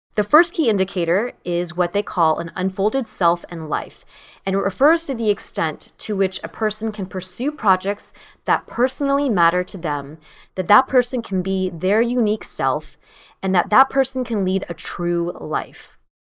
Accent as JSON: {"language": "English", "country": "United States", "tie": "born or raised there", "said": "my sister and I are the first in our family to be born and raised in the United States"}